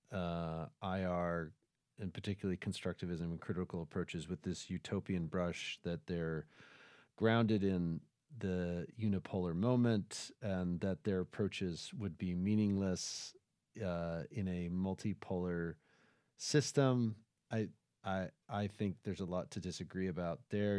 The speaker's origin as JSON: {"language": "English", "country": "United States", "said": "we, in the United States"}